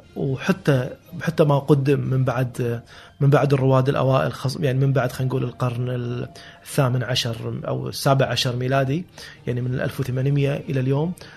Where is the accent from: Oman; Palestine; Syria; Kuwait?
Kuwait; Kuwait City; هذه كانت مراتع جدي واجدادي كلهم من 300 سنه كانت كانوا ساكنين ببيوت طينيه موجوده بهالمنطقه